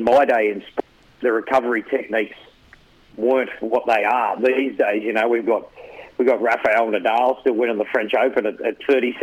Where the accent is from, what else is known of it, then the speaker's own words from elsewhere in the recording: Campbelltown, New South Wales, Australia; now in Brisbane, Australia; I grew up in Campbelltown